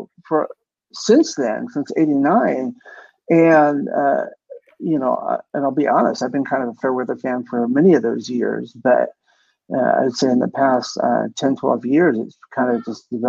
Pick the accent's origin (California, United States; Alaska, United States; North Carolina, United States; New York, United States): Alaska, United States; also born or lived in Seattle, Washington; I grew up in Alaska and I was born in Washington.